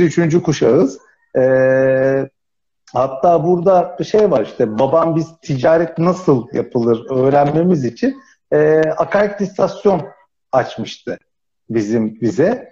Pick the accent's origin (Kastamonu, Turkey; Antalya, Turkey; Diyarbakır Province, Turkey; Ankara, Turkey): Antalya, Turkey; Finike; Yani Antalya'da büyüdüm o anlamda.